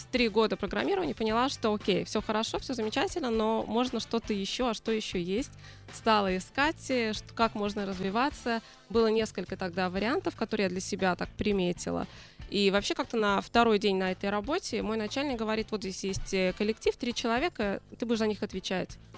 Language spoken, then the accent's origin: Russian; Moscow, Russia; moved away as an adult; now in Israel; Я приехала 18 лет сюда из Москвы и сразу попала в университет, можно сказать, по такой программе.